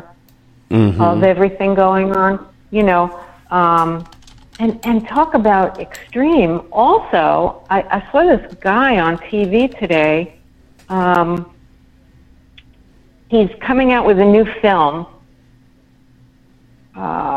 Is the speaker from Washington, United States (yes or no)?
no; New York, United States; I'm a New Yorker.